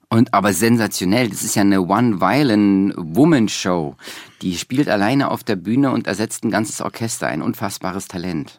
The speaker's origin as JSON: {"language": "German", "region": "East Germany", "country": "Germany", "moved": "yes", "said": "dass ich so als Ossi mit 15 kam die Wende"}